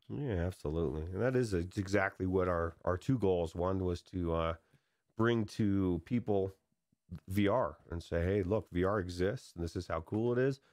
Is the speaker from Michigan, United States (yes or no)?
no; California, United States; I grew up in California where miniature golf is